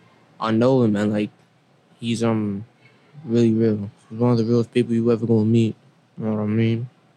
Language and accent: English; New York City, New York, United States; also born or lived in Brooklyn; I mean, really, originally, I was born in Brooklyn. But then I've been raised in Queens.